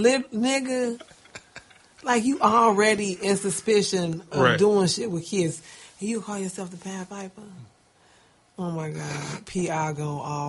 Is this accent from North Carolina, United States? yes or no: no; Chicago, Illinois, United States; Oh, because I'm a Chicagoan?